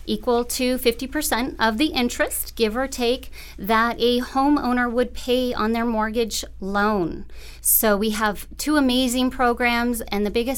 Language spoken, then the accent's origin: English; Carson City, Nevada, United States; I was born and raised right here in Carson City, Nevada